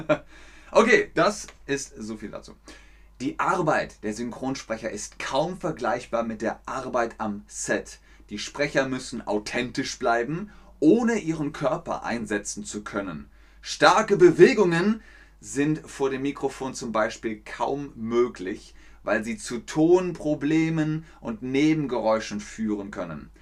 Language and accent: German; Cologne, North Rhine-Westphalia, Germany; accent: Rhenish; ich bin aus Köln, da haben sie gesagt, der rheinische Akzent, der ist ein bisschen zu stark